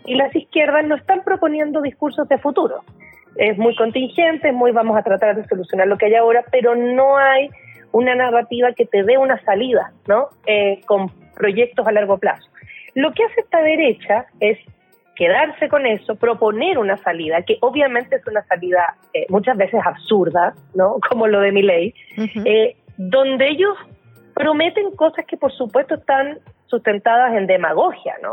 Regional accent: Chile; now in Mexico; el caso chileno, que es de donde yo vengo

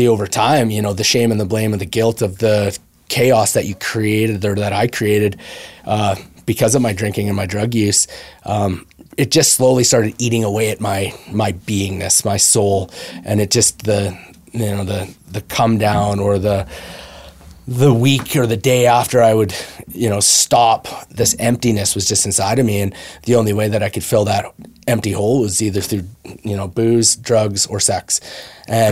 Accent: Brooks, Alberta, Canada; I grew up around in Brooks, Alberta

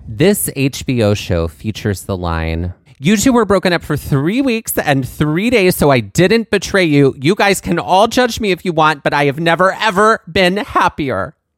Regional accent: Mississippi, United States; growing up in Mississippi, it was a lot of country music

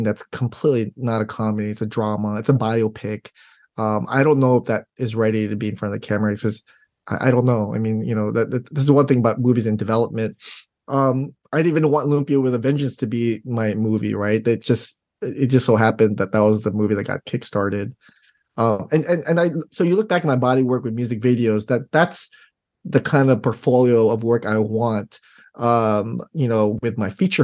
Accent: Daly City, California, United States; growing up in Daly City

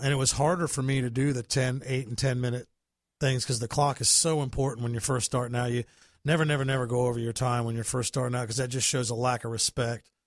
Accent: New Bern, North Carolina, United States; moved away as an adult; also born or lived in Tennessee; now in Florida, United States; I was born in Tennessee, but raised in North Carolina

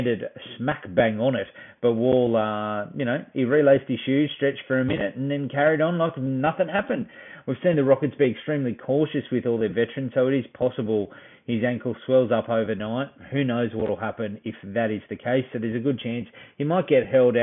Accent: Australia; we're Aussie

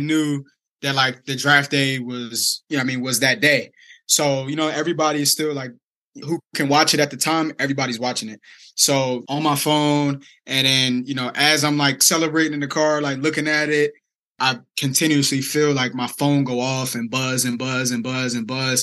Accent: Delaware, United States; I'm from Delaware, very small state.

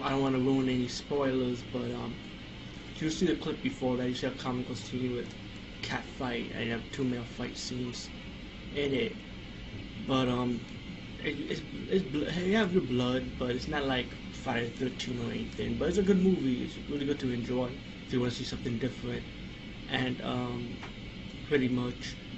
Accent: India; being Indian

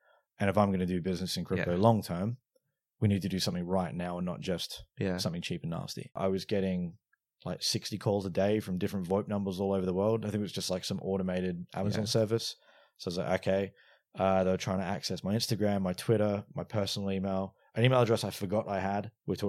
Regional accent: Australia; moved away; also born or lived in London, United Kingdom; I'm originally from Australia, the accent comes and goes. Moved from the UK, moved from Australia to the UK in 2010.

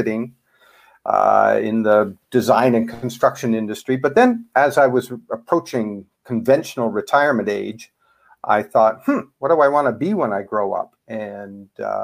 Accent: Canada; accent: Canadian; now in United States; I'm a Canadian originally. You'll probably pick that up in my accent.

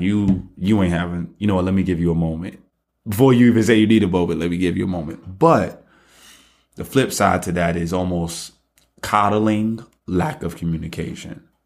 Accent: New York City, New York, United States; I'm from Brooklyn

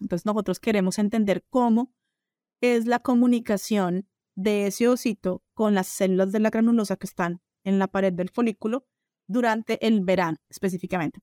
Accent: Colombia; also born or lived in Brazil; now in United States; soy colombiana

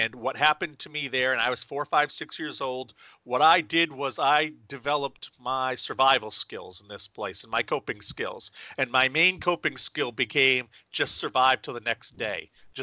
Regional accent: Maine, United States; I ended up starting a magazine in my hometown here in Maine. I live in central Maine

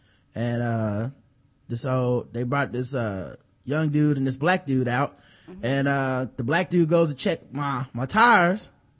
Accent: Chicago, Illinois, United States; I'm from Chicago, and when it gets cold like this, that indicator always comes on

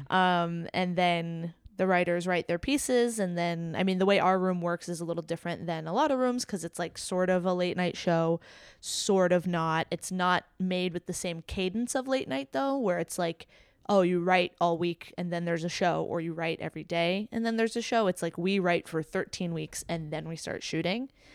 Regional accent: South Florida, United States; also born or lived in Jamaica; me being from Florida

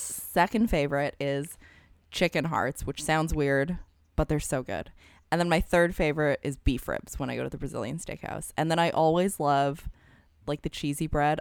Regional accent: Alberta, Canada; now in San Francisco Bay Area, United States; I was originally born and raised in Alberta in Canada.

